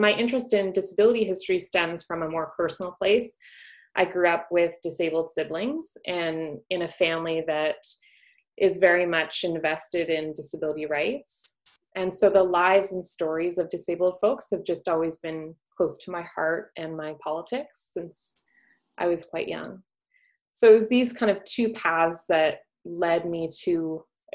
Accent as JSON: {"language": "English", "town": "Peterborough", "region": "Ontario", "country": "Canada", "moved": "yes", "lives_now": "New Brunswick, Canada", "said": "I'm originally from Peterborough, Ontario, and now I live in New Brunswick with my husband and three kids"}